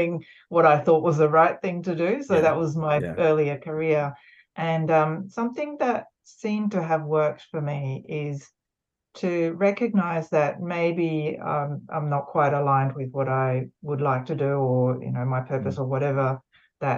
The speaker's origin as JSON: {"language": "English", "town": "Sydney", "region": "New South Wales", "country": "Australia", "tie": "born or raised there", "also_born_or_lived": "Japan", "said": "I was born in Australia, but went to Japan and then back again."}